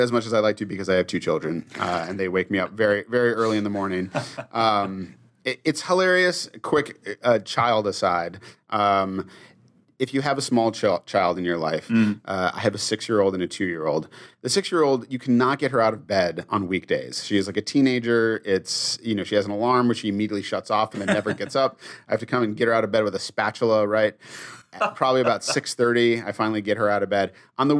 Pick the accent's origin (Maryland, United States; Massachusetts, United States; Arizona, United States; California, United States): Massachusetts, United States; I did not when I was growing up. When I was a kid, I liked it to either be snowy and picturesque. I grew up in Massachusetts